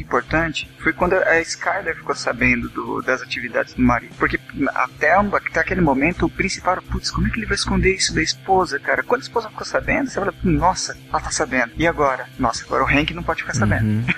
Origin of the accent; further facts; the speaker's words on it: Mogi das Cruzes, São Paulo, Brazil; eu sou aqui de São Paulo, uma cidade chamada Mogi das Cruzes